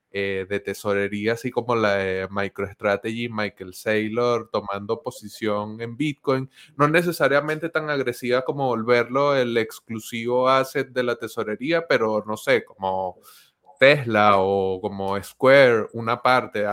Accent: Venezuela; yo estoy soy venezolano, estoy en Venezuela, he vivido el proceso de dolarización de la economía venezolana como parte de mi crecimiento hacia la edad adulta

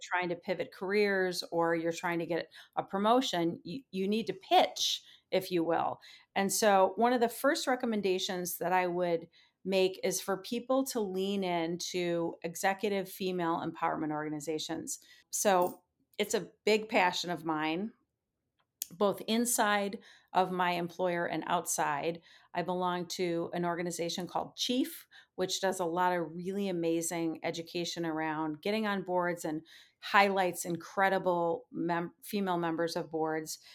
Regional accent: Minnesota, United States; moved away as an adult; I grew up a kid in the Midwest. I like to say I spent my first twenty-five years in the state of Minnesota, or thereabouts

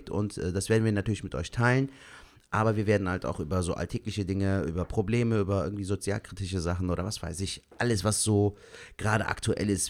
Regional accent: Germany; born there; ich habe türkische Wurzeln, ich habe äh, türkische Eltern, also türkische Wurzeln. Bin auch ein Türke, der in Gebo äh, Deutschland

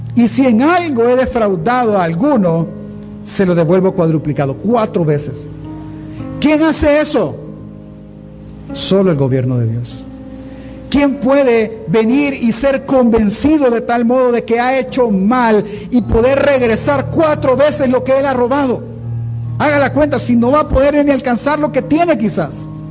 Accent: El Salvador

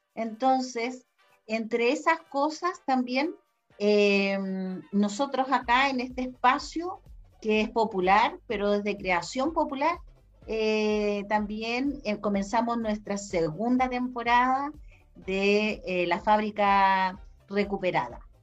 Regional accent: Chile; nosotros los chilenos

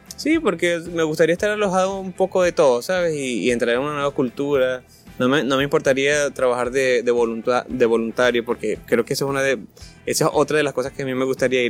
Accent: El Tejero, Monagas, Venezuela; also born or lived in Valencia, Venezuela (birthplace); now in Maturín, Venezuela; yo siempre quise salir del tejero es que yo no nací en el tejero

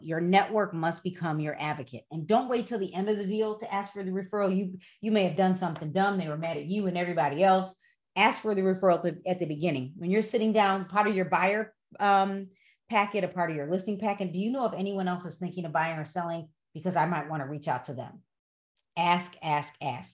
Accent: Broadview, Illinois, United States; now in West Chicago, United States; I grew up in Broadview

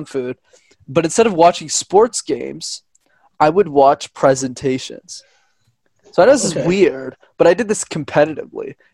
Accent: Montreal, Quebec, Canada; I grew up in Montreal, where I'm from

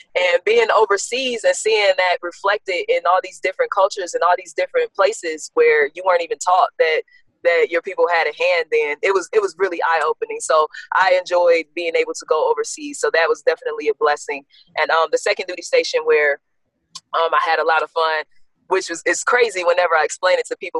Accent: South Bend, Indiana, United States; also born or lived in Gary, Indiana; born in Gary, pretty much raised in South Bend

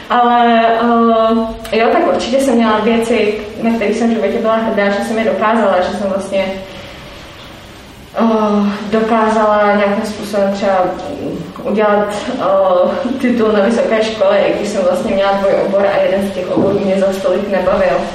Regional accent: Czechia; myslím si, že jako Češi taky máme hm, problém ještě s jednou částí, s tímhle tím, jak se neradi chválíme.

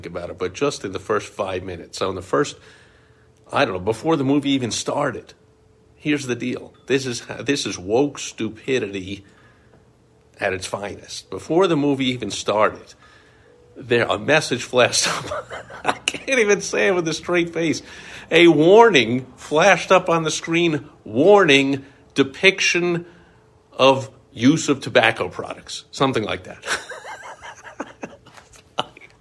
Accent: New York, United States; growing up in New York

